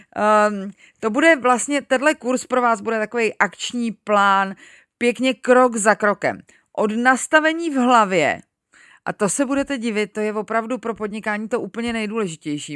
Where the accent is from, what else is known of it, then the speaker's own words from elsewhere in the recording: Czechia; tady u nás v Čechách